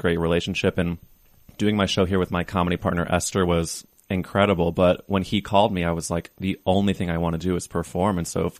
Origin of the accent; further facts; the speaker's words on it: St. Louis, Missouri, United States; moved away; my growing up in St. Louis